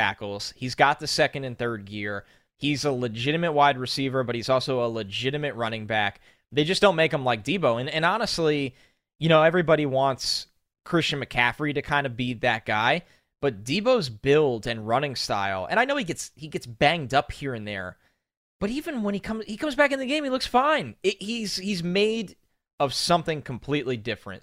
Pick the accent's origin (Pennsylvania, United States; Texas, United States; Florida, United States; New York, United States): New York, United States; I grew up in New York